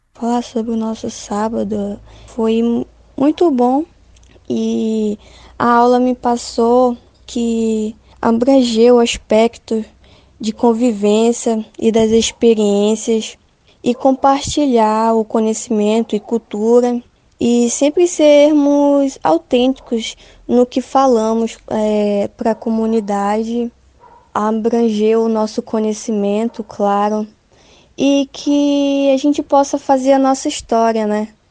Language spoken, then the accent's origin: Portuguese; Amazon, Brazil; a nossa, o nosso Amazonas